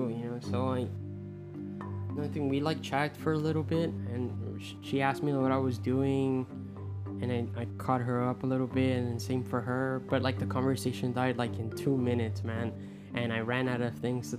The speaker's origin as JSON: {"language": "English", "country": "Puerto Rico", "second_language": "English", "moved": "yes", "said": "when I came from Puerto Rico."}